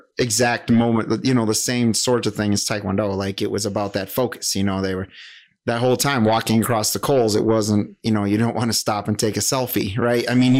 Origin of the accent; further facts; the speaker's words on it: Whitehall, Wisconsin, United States; now in Wausau, United States; So I teach right here in Wausau right now. I grew up in Whitehall, Wisconsin.